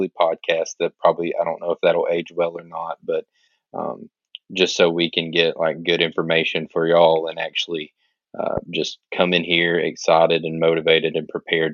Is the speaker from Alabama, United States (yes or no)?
yes; Alabama, United States; I'm from Alabama